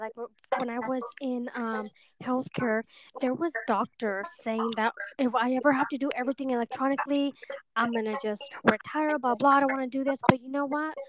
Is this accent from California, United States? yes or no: yes; hometown down south of San Jose, California, United States; moved away as an adult; now in San Jose, United States; my hometown